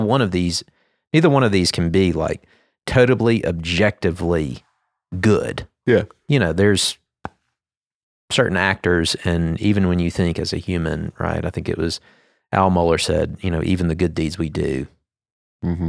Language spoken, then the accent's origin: English; United States; me being an American citizen